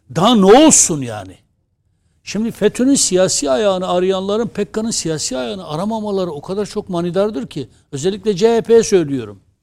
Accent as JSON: {"language": "Turkish", "town": "Diyarbakır", "region": "Diyarbakır Province", "country": "Turkey", "said": "biz Diyarbakır'dan geliyoruz. Bölgenin çocuğuyuz."}